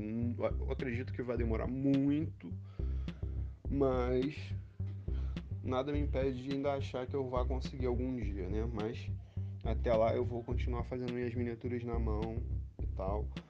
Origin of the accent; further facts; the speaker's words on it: Rio de Janeiro, Brazil; eu nasci no Rio de Janeiro